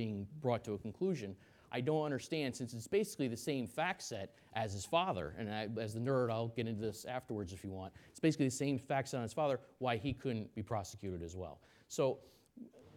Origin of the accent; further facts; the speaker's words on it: New York, United States; I'm a New Yorker, I'm from New York